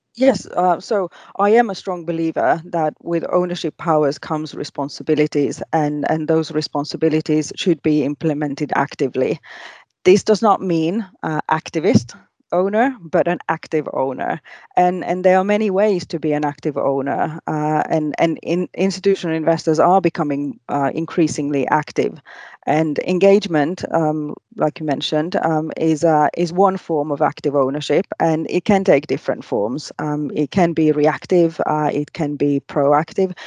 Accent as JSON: {"language": "English", "country": "Finland", "tie": "born or raised there", "also_born_or_lived": "Asia", "moved": "as an adult", "said": "I was born and bred in Finland"}